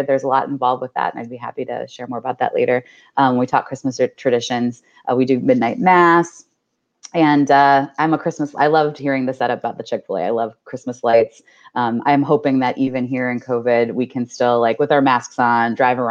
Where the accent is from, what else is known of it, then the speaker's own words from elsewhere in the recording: Richmond, Virginia, United States; I am from Richmond, Virginia